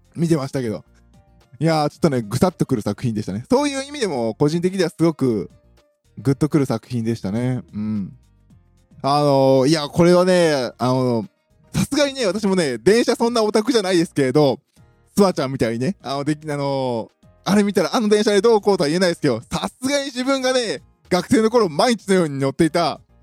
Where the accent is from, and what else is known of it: Kansai, Japan